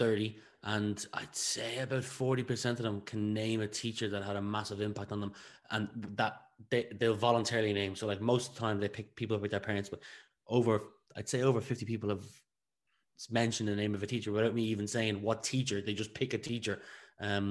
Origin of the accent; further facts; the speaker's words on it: County Meath, Leinster, Ireland; I'm from Retoten, County Meath